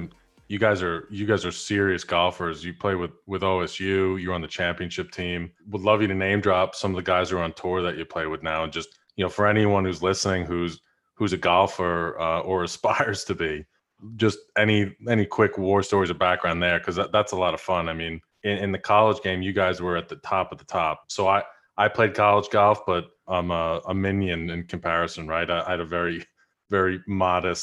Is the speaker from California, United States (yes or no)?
no; Long Island, New York, United States; I was from Long Island